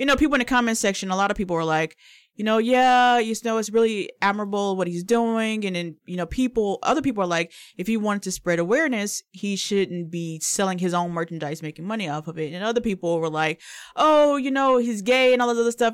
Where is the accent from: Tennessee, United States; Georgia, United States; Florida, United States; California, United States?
Tennessee, United States; Memphis; growing up in Memphis